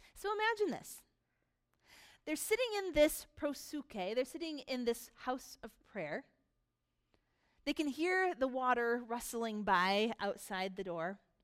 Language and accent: English; United States; most of us here are very American. We are American consumers